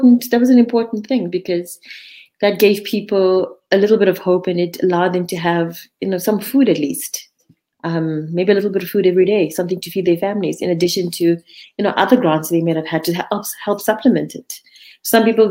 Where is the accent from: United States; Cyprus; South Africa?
South Africa; Durban, KwaZulu-Natal; moved away; I'm from Durban. That's where my entire family is